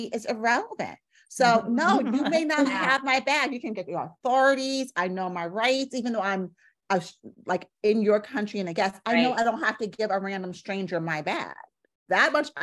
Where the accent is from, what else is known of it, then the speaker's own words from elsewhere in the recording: New York City, New York, United States; I'm from New York City